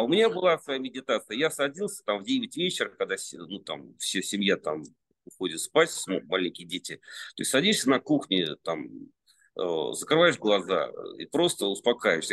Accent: Serdobsk, Penza Oblast, Russia; now in Moscow, Russia; я родился в Сердобске

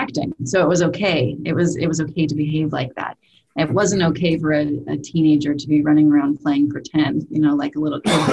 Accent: Salt Lake City, Utah, United States; I was raised in Salt Lake City, Utah

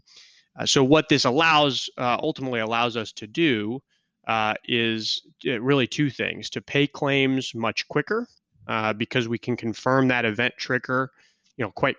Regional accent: Kansas City, United States; moved away; I was born and raised in Kansas City.

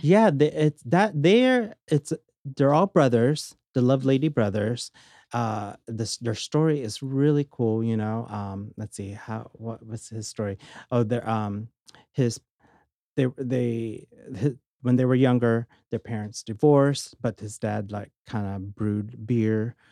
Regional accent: Orange County, California, United States; also born or lived in Philippines / San Francisco; now in Las Vegas, United States; grew up and lived in Orange County, California since I was, like, six

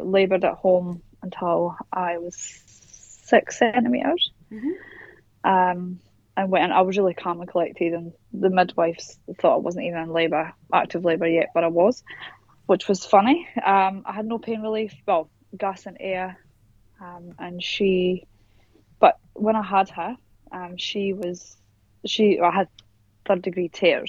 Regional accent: Scotland, United Kingdom; moved away as an adult; now in Perth, Australia; So I am originally from Scotland, but I live in Perth, Western Australia now, and I have done for the last

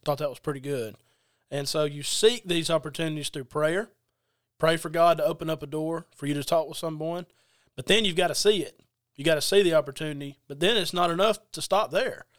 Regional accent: Adairsville, Georgia, United States; now in Quitman, United States; I'm originally from Adairsville, Georgia, currently in Quitman, Georgia

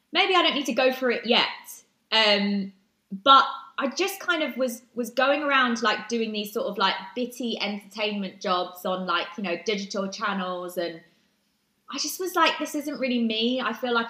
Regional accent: Brighton, South East England, United Kingdom; in Brighton, which is my hometown.

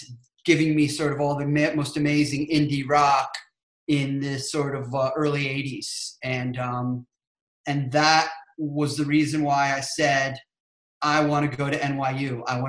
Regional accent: Trumbull, Connecticut, United States; And I grew up in Fairfield County in Connecticut in a small town called Trumbull.

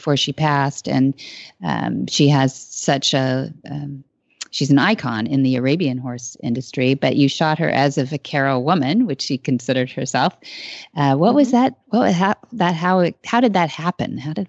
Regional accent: San Luis Obispo, California, United States; Well, I was a baby, but we grew up in San Luis Obispo

